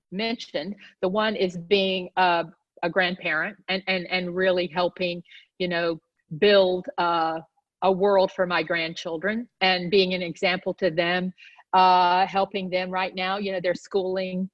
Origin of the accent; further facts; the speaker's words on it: the South, United States; I grew up in the South